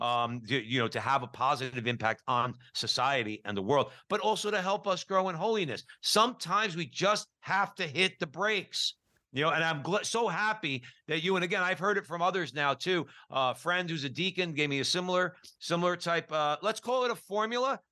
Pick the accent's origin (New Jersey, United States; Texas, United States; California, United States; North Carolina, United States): New Jersey, United States; Newark; I grew up Catholic in Newark, New Jersey